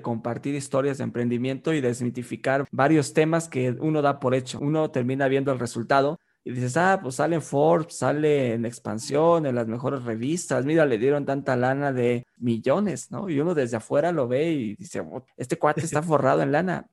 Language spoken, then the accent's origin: Spanish; Mexico; decimos acá en México